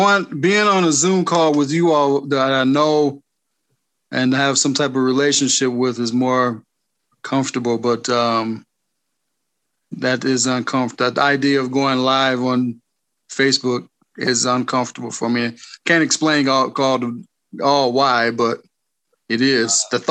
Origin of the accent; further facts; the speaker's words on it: Auburn Hills, Michigan, United States; Michigan. Auburn Hill.